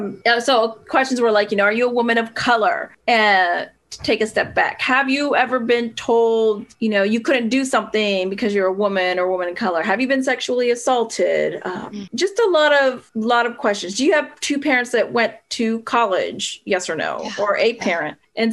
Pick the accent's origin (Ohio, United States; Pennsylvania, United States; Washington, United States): Pennsylvania, United States; also born or lived in Puerto Rico / California; Yeah, I was born in Puerto Rico. I wasn't there very long, a few years. And then, you know, my dad was in the military. So then we moved California for a little bit, then back to Pennsylvania, where my dad was from.